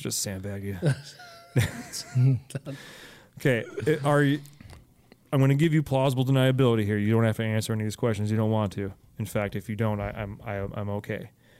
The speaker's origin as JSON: {"language": "English", "town": "Alameda", "region": "California", "country": "United States", "tie": "born or raised there", "also_born_or_lived": "San Jose", "moved": "yes", "said": "I grew up in Alameda and went to college in San Jose."}